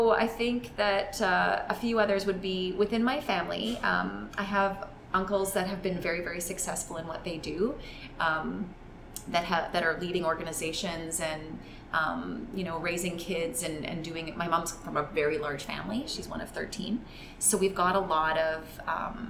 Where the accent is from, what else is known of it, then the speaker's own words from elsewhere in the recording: Calgary, Alberta, Canada; I grew up in Calgary, and I went to a high school in Calgary that was in downtown Calgary